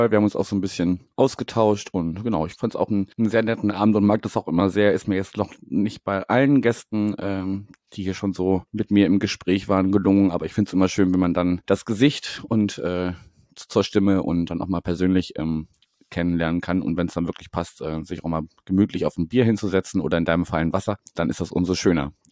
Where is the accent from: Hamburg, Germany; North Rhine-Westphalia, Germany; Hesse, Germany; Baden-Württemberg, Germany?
Hamburg, Germany; umgekehrt ist es, glaube ich, komisch, wenn man als, äh, als Hamburgerin ähm, irgendwo hinkommt und dann sich erstmal wieder umgewöhnen muss